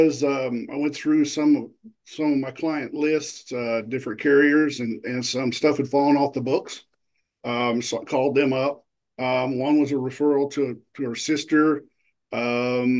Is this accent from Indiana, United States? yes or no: yes; Indianapolis, Indiana, United States; I'm from Indianapolis